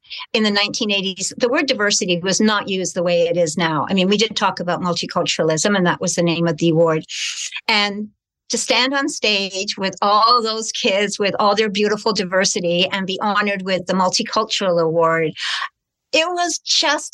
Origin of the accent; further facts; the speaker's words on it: Canada; also born or lived in United Kingdom; in 1956, we had arrived in Canada as British immigrants